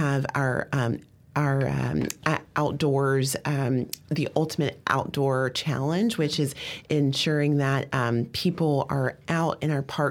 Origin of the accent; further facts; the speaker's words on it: Greenville, South Carolina, United States; I'm from the South. I'm from Greenville